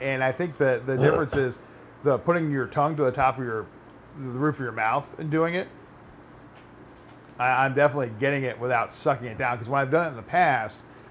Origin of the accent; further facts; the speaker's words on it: Florida, United States; moved away; I grew up in Florida